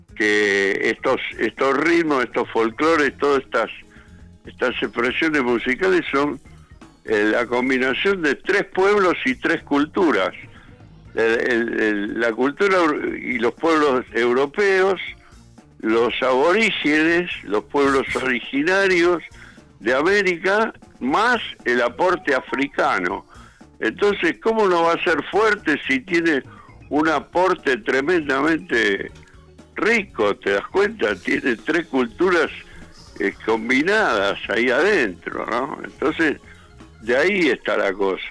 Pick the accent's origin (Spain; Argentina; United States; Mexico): Argentina; Buenos Aires; also born or lived in Berazategui, Buenos Aires Province; yo nací en Capital, en el barrio de Coglan, y después viví en el barrio de Flores